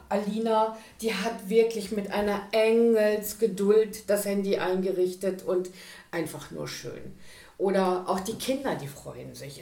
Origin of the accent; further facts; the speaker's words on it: Ruhr area, North Rhine-Westphalia, Germany; moved away as an adult; also born or lived in Düsseldorf; now in East Frisia, Germany; Ich komme aus dem Pott quasi. Aus dem, aus dem Pott. Ruhrgebiet. Ja. Äh, tatsächlich so mittendrin, Bochum, Gelsenkirchen